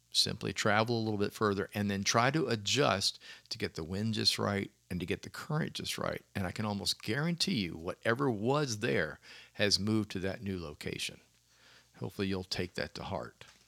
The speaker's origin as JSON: {"language": "English", "town": "Clearwater", "region": "Florida", "country": "United States", "tie": "born or raised there", "said": "growing up in Florida, and of course, I was north. I was in the Tampa Bay area, Clearwater"}